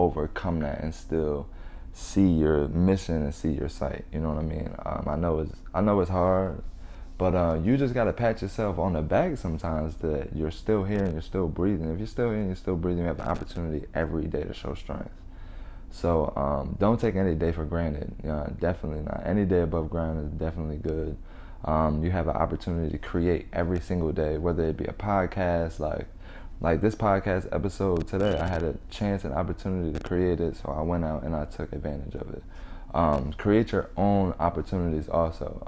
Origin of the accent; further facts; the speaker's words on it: New Jersey, United States; now in Las Vegas, United States; I come from Jersey, and I now live in Las Vegas